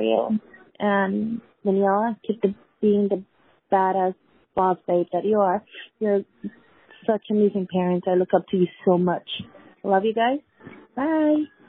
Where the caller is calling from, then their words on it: San Diego, California, United States; I'm calling from San Diego